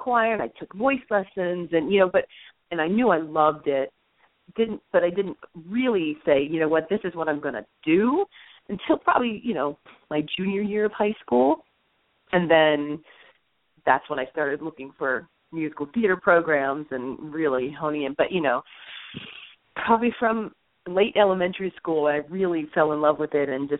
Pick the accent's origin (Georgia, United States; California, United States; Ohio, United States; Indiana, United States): Ohio, United States; Akron; moved away as an adult; also born or lived in Cincinnati, Ohio; now in New York, United States; I grew up in Akron, Ohio, and then I went to college at the Cincinnati Conservatory Cincinnati. So I'm an Ohio girl